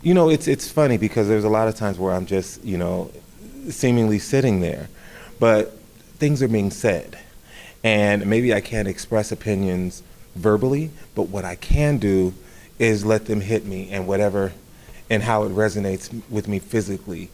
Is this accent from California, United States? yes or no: yes; Riverside, California, United States; moved away as an adult; I came from the Los Angeles County area, a suburban city called Riverside